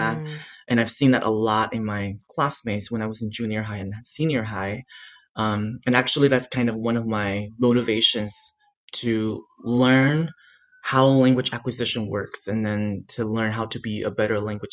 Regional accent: Taitung, Taitung County, Taiwan; English is a second language; moved away as an adult; now in United States; I grew up in Taitung, which is like a small town in the east of Taiwan

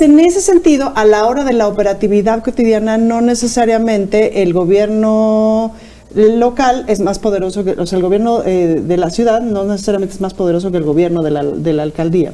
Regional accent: Mexico City, Mexico; yo soy muy chilanga, es decir, conozco esta ciudad de arriba abajo

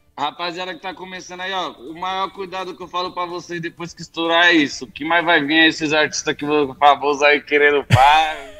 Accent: São Paulo, Brazil; Vim de comunidade, vim de da quebrada. Zona Sul, Vila Xeba, cresci lá. Lá é a minha origem.

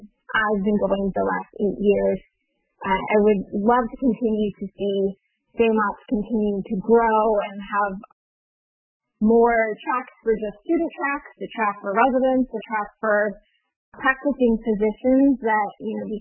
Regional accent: San Francisco Bay Area, Northern California, United States; also born or lived in Hawaii; I grew up in California, Northern California, in the San Francisco Bay Area

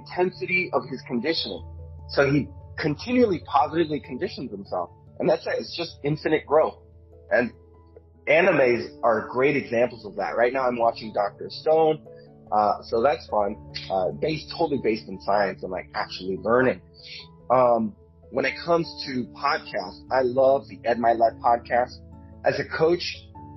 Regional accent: Venezuela; moved away; I'm originally from Venezuela

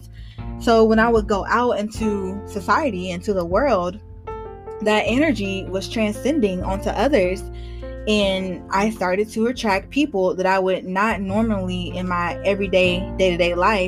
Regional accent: Georgia, United States; moved away as an adult; also born or lived in Charlotte, North Carolina; I love Georgia, grew up here, went to college here

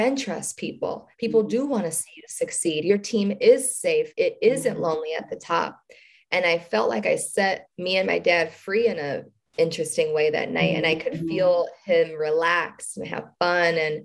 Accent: Detroit, Michigan, United States; We're from Detroit

